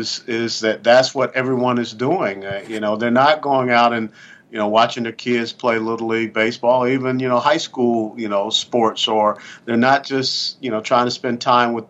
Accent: Atlanta, Georgia, United States; I grew up in Atlanta, Georgia.

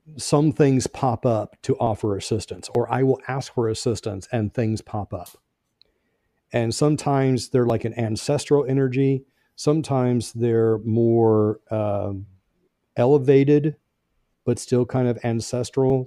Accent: Brownsburg, Indiana, United States; I grew up in Brownsburg, Indiana, which is a little northwest of, uh, Indianapolis

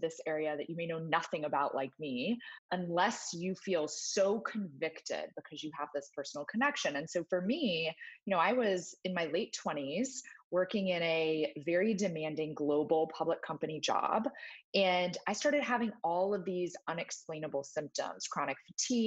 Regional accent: Texas, United States; I grew up in Texas

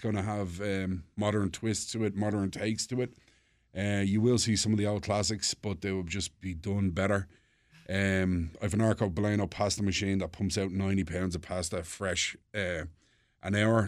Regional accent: Dublin, Leinster, Ireland; also born or lived in Paris, France; now in United States; I'm from Dublin

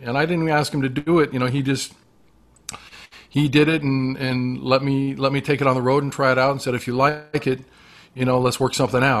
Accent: Las Vegas, Nevada, United States; moved away; I grew up around the music. And growing up in Vegas with, you know, especially with my dad

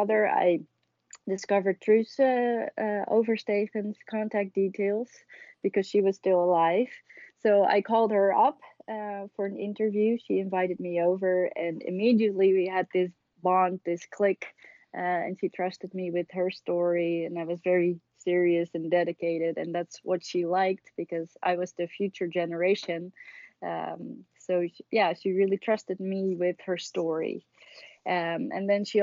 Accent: Haarlem, North Holland, Netherlands; I grew up in Haarlem, which is a city 12 miles west of Amsterdam

